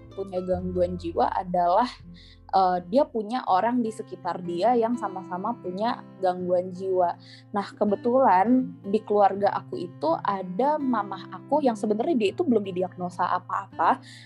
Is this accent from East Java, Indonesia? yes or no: no; Jakarta, Indonesia; now in Bogor, Indonesia; meskipun aku dulu orang Keta ya aku asli Jakarta